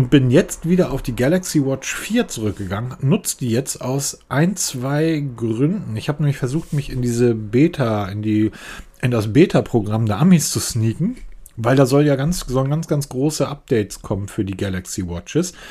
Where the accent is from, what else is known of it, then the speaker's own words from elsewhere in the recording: Northern Germany, Germany; Ich bin Norddeutscher, ne? sowas machen wir nicht.